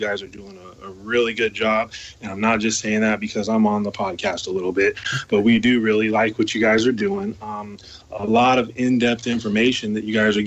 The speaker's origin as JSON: {"language": "English", "town": "Sacramento", "region": "California", "country": "United States", "tie": "born or raised there", "said": "growing up in Sacramento, like I said, I'm like maybe an hour and a half from Vallejo"}